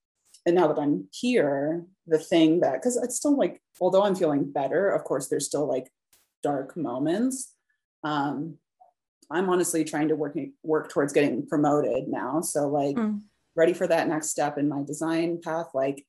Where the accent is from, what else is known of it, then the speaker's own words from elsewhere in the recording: Midwest, United States; but I was from the Midwest and always kind of wanted to get out of the Midwest.